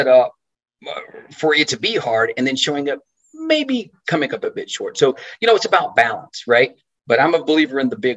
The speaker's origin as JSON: {"language": "English", "town": "Tyler", "region": "Texas", "country": "United States", "said": "I'm from Tyler, Texas"}